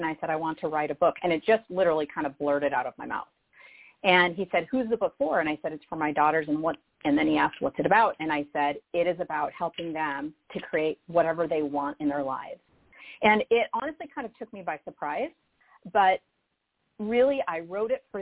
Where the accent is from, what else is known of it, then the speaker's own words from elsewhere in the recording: Sioux Falls, South Dakota, United States; a woman from a small town in South Dakota, Sioux Falls. Not so small anymore, but I grew up in the Midwest